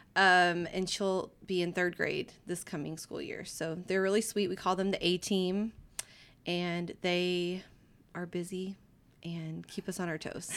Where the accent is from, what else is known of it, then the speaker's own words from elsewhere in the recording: Livingston, Texas, United States; I grew up in Livingston, Texas, and it's a small town in East Texas